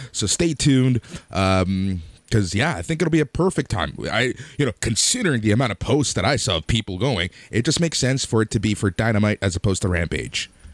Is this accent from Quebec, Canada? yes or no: no; Mississauga, Ontario, Canada; I grew up in Mississauga